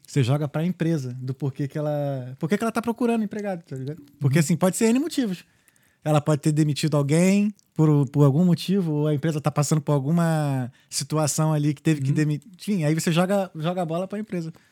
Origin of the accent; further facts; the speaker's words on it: Brazil; moved away as an adult; also born or lived in United States; now in Ireland; eu sou estudante, eu sou brasileiro, não tenho cidadania europeia